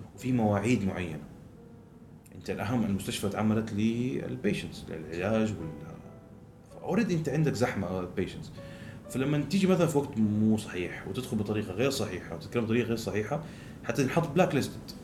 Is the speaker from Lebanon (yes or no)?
no; Saudi Arabia; احنا كسعوديين